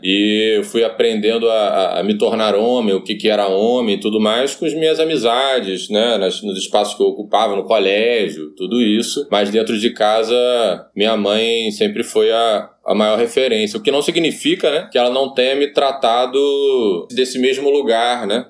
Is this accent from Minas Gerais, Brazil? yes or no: no; Niterói, Rio de Janeiro, Brazil; eu sou de Niterói, né? A cidade vizinha do Rio.